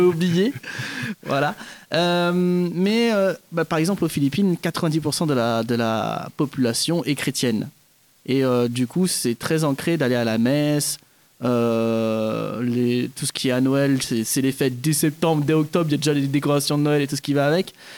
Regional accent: Kourou, French Guiana; now in Montpellier, France; je suis d'origine philippine, mais j'ai grandi, enfin je suis né et j'ai grandi en Guyane française, à Kourou

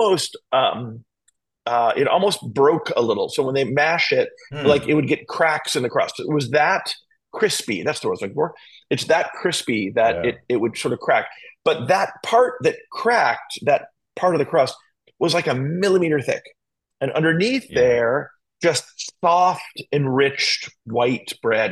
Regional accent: Miami, Florida, United States; I grew up in Miami

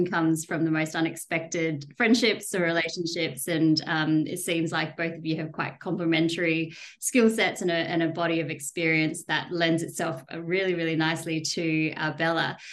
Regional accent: Perth, Western Australia, Australia; moved away; I grew up in Perth

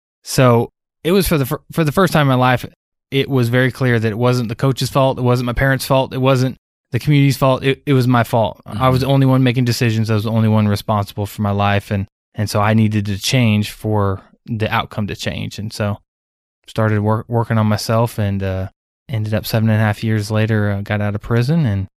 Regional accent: Iowa, United States; also born or lived in Illinois; So I grew up in Iowa, between Iowa and Illinois, bounced around a lot, but was a very rebellious kid

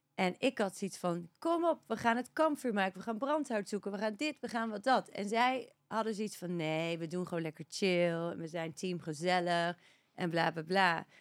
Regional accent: Netherlands; moved away as an adult; also born or lived in Australia; now in Spain; Maar op mijn zesde inderdaad naar Nederland gegaan

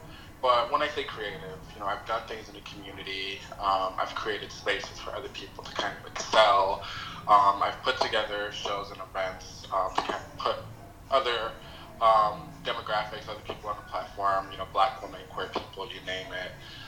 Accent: Queens, New York, United States; so that's kind of a little bit about how I grew up in here in Queens.

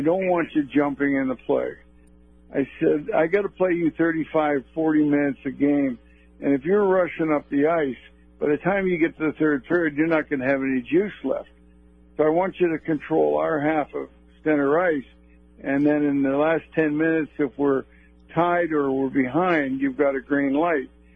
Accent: Toronto, Ontario, Canada; I grew up in Toronto, and I was definitely a Leaf fan

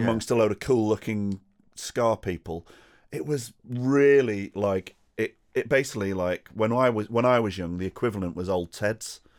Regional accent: United Kingdom; as a British person

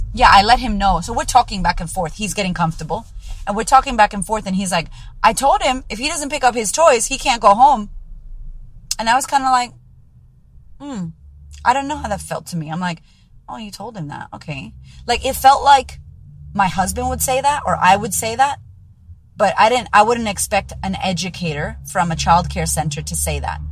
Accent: United States; moved away; I'm pretty American

